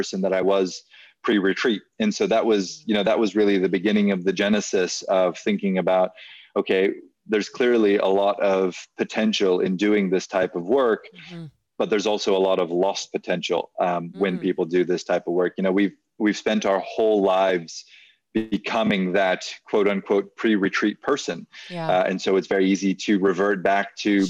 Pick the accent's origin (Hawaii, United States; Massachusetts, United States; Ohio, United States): Hawaii, United States; moved away as an adult; also born or lived in New Zealand / Hong Kong; now in Thailand; I grew up in Hawaii